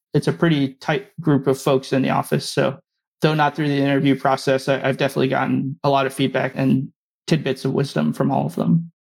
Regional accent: New Jersey, United States; born or raised there; also born or lived in West Lafayette, Indiana

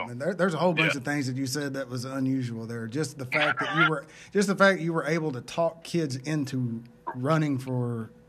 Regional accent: Tatums, Oklahoma, United States; I grew up in Tatum's, Oklahoma, which is, I went to school at Fox, which is kind of near Ardmore.

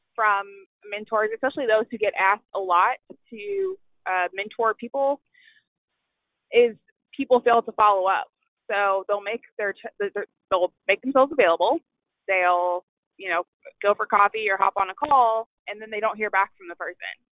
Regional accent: Louisville, Kentucky, United States; I am originally from Louisville, Kentucky

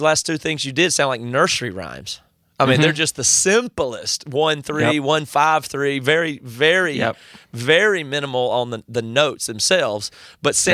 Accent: South Carolina, United States; I grew up in South Carolina

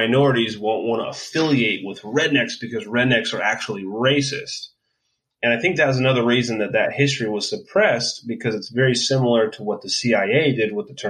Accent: California, United States; we're from California.

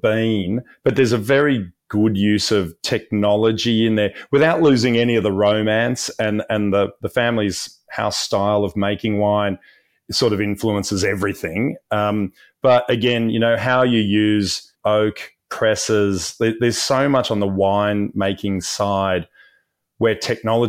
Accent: Sydney, New South Wales, Australia; I'm in Sydney, Australia. So the family is originally a Sydney family

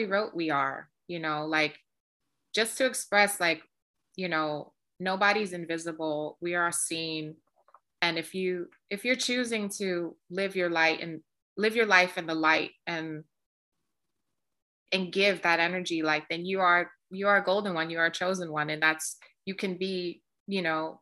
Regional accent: New York City, New York, United States; I'm a girl from the South Bronx. I grew up in the projects.

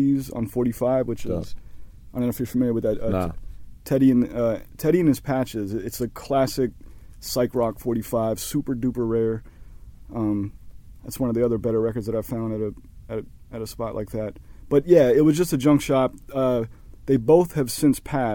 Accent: Cincinnati, Ohio, United States; moved away; I grew up in Cincinnati, Ohio, and I grew up in a predominantly black neighborhood, a neighborhood called Kennedy Heights

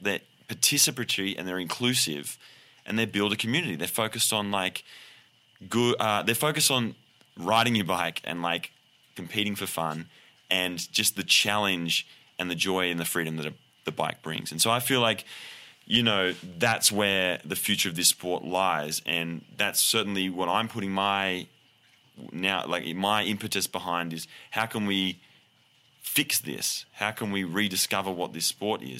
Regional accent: Australia; now in United States; I'm Australian, my adopted American

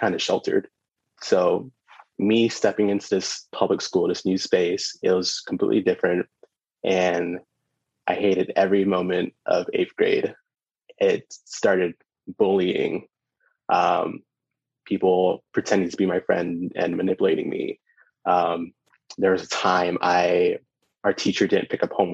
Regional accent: Orlando, Florida, United States; also born or lived in Brooklyn, New York / United Kingdom; I was born in Brooklyn, but I grew up in Orlando and spent some time as a kid in the UK, because that's where my mom's from

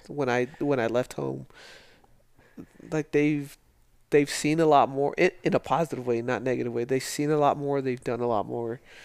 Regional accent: El Paso, Texas, United States; moved away as an adult; I grew up in Socorro in the lower valley in El Paso

